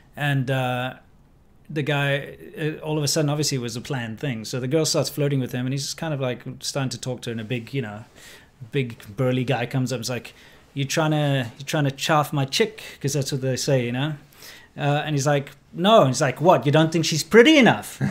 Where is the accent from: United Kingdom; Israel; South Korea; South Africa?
South Africa; moved away as an adult; also born or lived in China; growing up in South Africa